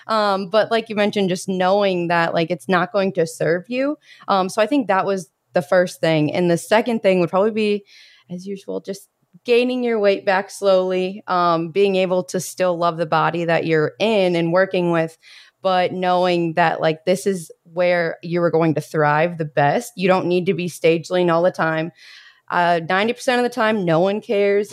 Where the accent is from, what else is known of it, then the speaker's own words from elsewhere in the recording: Bloomington, Indiana, United States; moved away as an adult; I am from Bloomington, Indiana